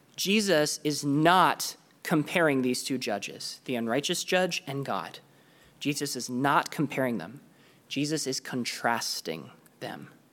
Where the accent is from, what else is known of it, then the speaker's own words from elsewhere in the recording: Canada; I'm from Canada